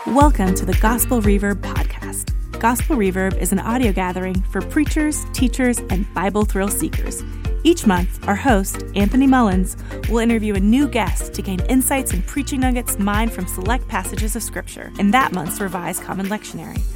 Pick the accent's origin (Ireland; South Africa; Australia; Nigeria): Australia; moved away as an adult; also born or lived in United States / United Kingdom; I grew up in Australia but um, left to go to university with my very new husband back in 1989